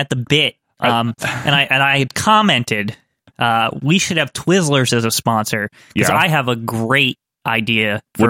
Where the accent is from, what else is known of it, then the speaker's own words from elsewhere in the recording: New Jersey, United States; We're from Jersey.